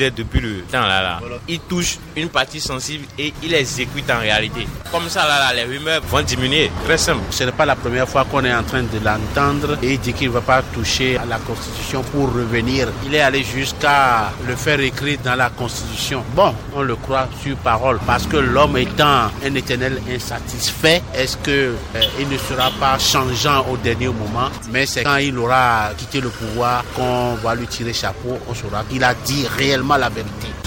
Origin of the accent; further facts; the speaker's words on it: Benin; Moi je suis béninois, donc je souhaite toujours mon pays qui va gagner.